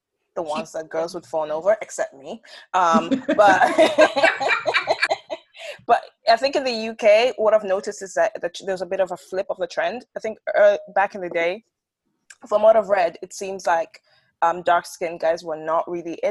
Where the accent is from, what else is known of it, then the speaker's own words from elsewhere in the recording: Botswana; moved away; I grew up in Botswana